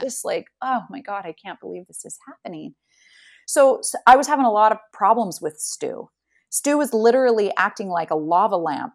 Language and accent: English; Salt Lake City, Utah, United States; moved away as an adult; now in Amsterdam, Netherlands; I am a native Salt Lake City, uh, I grew up in Salt Lake City, and I currently now live in Amsterdam